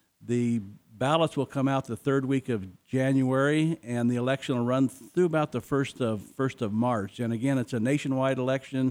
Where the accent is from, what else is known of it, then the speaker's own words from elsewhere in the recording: Jerome, Arizona, United States; I grew up in Arizona in a small town, went to high school in Jerome, Arizona